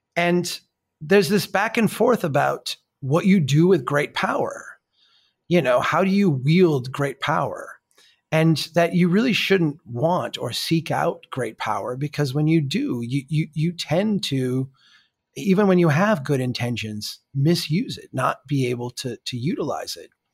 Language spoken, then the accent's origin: English; Minnesota, United States; I'm from Minnesota